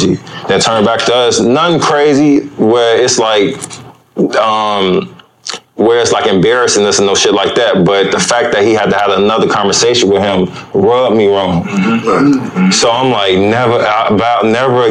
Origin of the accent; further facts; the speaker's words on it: Chicago, Illinois, United States; I'm from Chicago. It's kind of south.